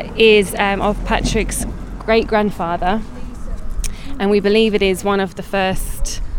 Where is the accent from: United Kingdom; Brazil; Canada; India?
United Kingdom; London; now in Athlone, Ireland; I'm from London, I'm a blow-in